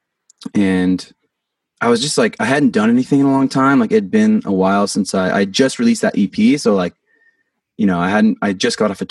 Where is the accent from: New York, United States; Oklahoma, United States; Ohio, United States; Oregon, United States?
Oregon, United States; Portland; also born or lived in St. Louis, Missouri / Vancouver, Washington; I'm from Portland, Oregon. I grew up there most of my life. I was born in Missouri, St. Louis.